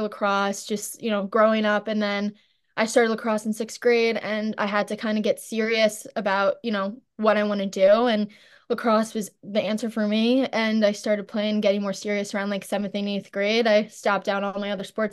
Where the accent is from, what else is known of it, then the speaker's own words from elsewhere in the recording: St. James, New York, United States; growing up in Saint James is awesome.